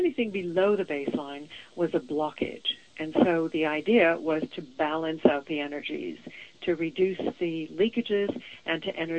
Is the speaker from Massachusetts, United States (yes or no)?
yes; Boston, Massachusetts, United States; also born or lived in Venezuela / Israel / London, United Kingdom; now in Portland, United States; Well, okay. I was born in Venezuela, raised in Boston, moved abroad to Israel, and then moved to London, and then moved to Portland. I call myself a citizen of the world